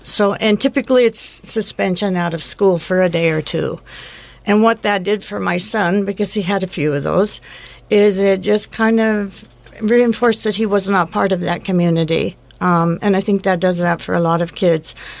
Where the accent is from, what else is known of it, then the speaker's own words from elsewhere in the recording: Bend, Oregon, United States; I actually am a native of Bend, so I grew up in Bend, and um, moved away for quite a while and then came back.